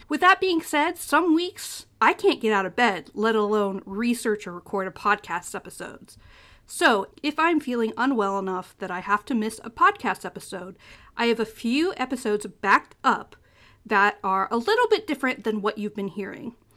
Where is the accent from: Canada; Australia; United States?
United States; Ohio; I'm from the Midwest, I'm from Ohio